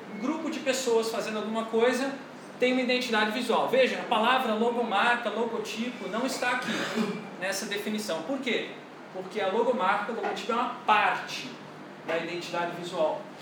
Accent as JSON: {"language": "Portuguese", "region": "Rio de Janeiro", "country": "Brazil", "said": "eu sou carioca"}